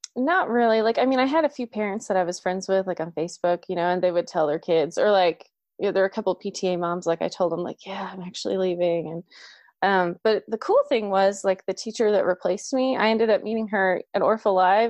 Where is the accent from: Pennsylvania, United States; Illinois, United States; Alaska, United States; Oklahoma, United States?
Oklahoma, United States; I'm from Oklahoma